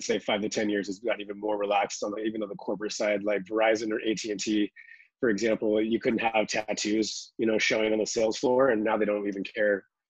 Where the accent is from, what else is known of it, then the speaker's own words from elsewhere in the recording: Seattle, Washington, United States; also born or lived in Los Angeles / Miami; Well, Seattle originally. I moved from Seattle. I was born in Los Angeles and then moved from Seattle. Spent the 2 years in Miami and then came back west.